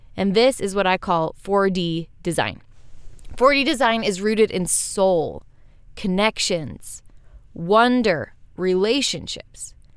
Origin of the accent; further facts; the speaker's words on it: Western United States, United States; growing up in Western United States